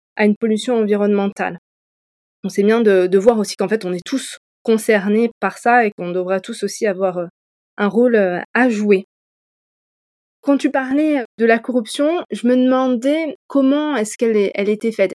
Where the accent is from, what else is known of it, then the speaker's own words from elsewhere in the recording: Montpellier, Occitania, France; Je suis originaire de Montpellier